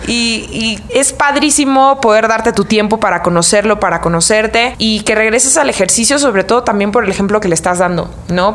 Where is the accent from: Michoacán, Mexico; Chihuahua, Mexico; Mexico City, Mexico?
Michoacán, Mexico; como soy de Michoacán